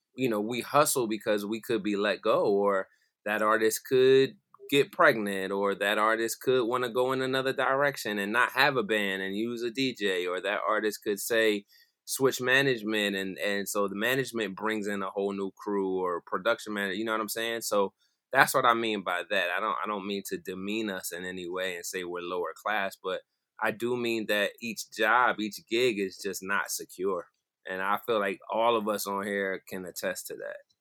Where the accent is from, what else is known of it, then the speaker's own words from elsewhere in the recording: Philadelphia area, New Jersey, United States; moved away as an adult; now in Delaware, United States; I'm from South Jersey, Philadelphia area